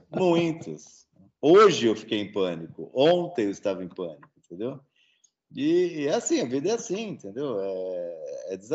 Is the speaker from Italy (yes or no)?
yes; Italy; mas na Itália, em particular, e eu sou italiano